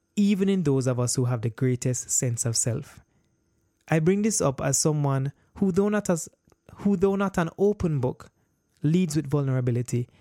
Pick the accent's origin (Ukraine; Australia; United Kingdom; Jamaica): Jamaica; born and raised in Jamaica